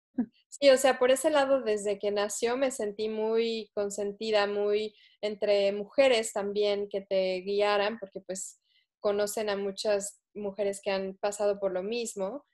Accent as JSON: {"language": "Spanish", "region": "Mexico City", "country": "Mexico", "tie": "born or raised there", "moved": "as an adult", "said": "yo crecí en Ciudad de México"}